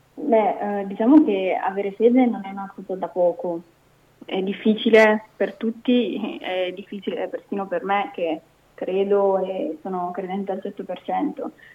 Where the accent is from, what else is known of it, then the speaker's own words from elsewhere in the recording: Sicily, Italy; also born or lived in Calabria (parents); now in Brescia, Italy; i miei genitori sono entrambi calabresi e io sono nata in Sicilia